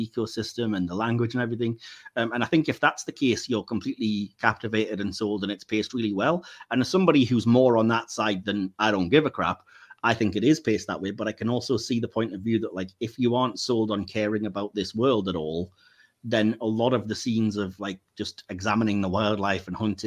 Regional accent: United Kingdom; we, as the British

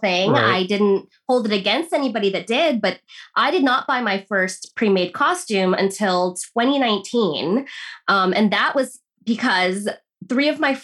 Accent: United States; woman growing up in America

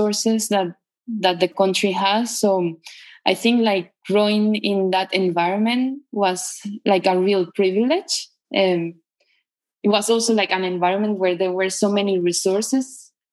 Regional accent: Caracas, Capital District, Venezuela; moved away as an adult; I was born in Caracas, and that's where I grew up. I live always in the same city until I was, I think, 31 years old.

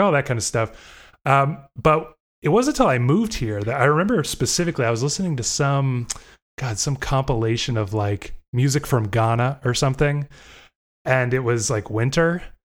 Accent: Florida, United States; moved away as an adult; now in Indiana, United States; I grew up in Florida also, di, wasn't born there, but did grow up there.

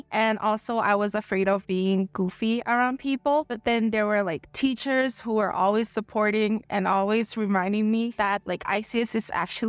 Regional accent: Thailand; I'm from Thailand, and I've been here since K-4.

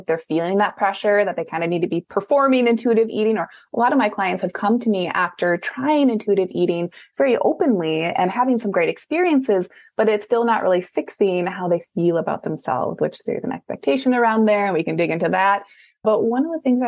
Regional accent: Midwest, United States; also born or lived in Minneapolis, Minnesota; I'm from the Midwest. So at that time I was Minneapolis.

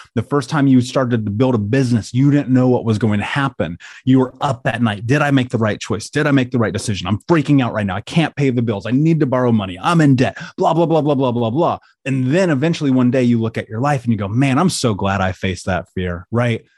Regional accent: Indianapolis, Indiana, United States; I grew up in Indianapolis

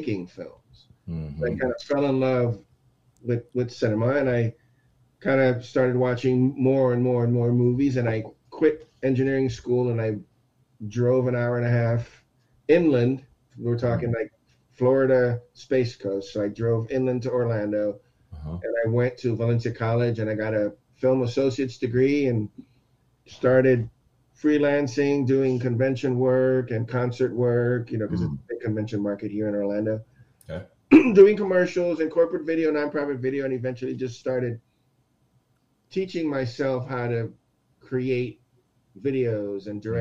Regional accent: Aruba; also born or lived in Texas; now in United States; I'm born in Texas, raised in Aruba.

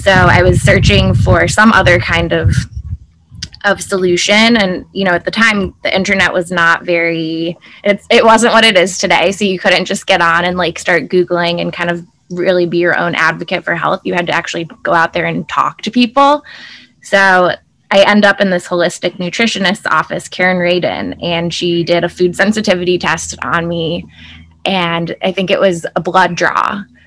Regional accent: Chicago, Illinois, United States; I grew up in Chicago, um, in the suburbs

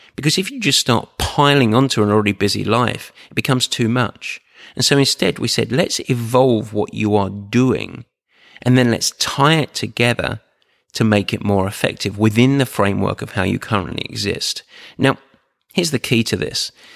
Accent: Essex, East of England, United Kingdom; I'm from Essex, like, and I was born with no silver spoon in my mouth. I was born on the market.

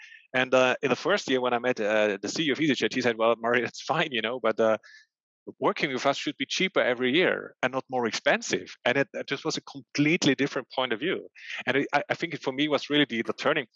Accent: Austria; I'm born and raised in Austria

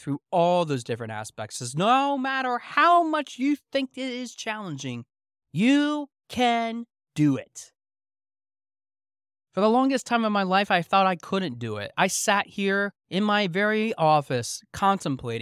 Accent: South Central Pennsylvania, United States; growing up in South Central Pennsylvania

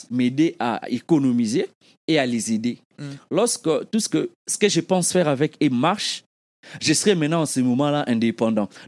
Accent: DR Congo; Parce que ceux qui sont au Congo, moi, en grandissant au Congo, on connaissait des gens, on avait des vieux dans les quartiers, dans nos quartiers.

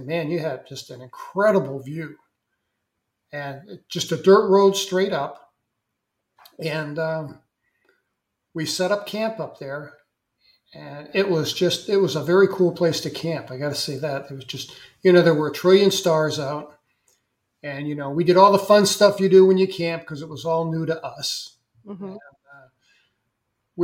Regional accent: St. Louis, Missouri, United States; moved away as an adult; also born or lived in Vermont; I was from St. Louis, Missouri. We were both city kids

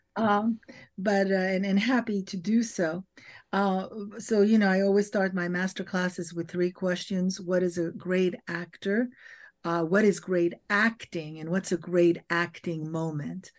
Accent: Paris, Île-de-France, France; moved away; as I grew up in Europe and in Paris

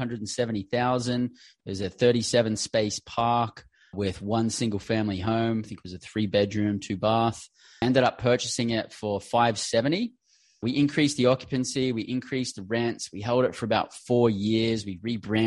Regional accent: Australia; moved away as an adult; also born or lived in London, England; originally born and bred in Australia

